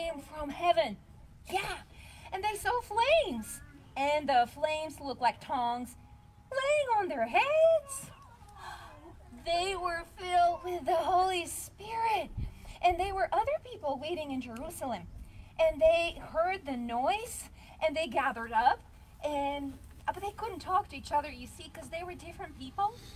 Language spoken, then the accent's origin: English; Bulgaria; first language Bulgarian; English is a second language; moved away; my language is Bulgarian because I'm from Bulgaria